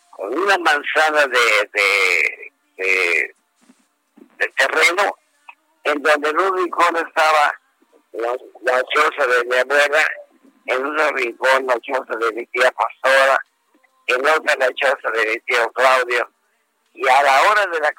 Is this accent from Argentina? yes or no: no; Yucatán, Mexico; yo soy yucateco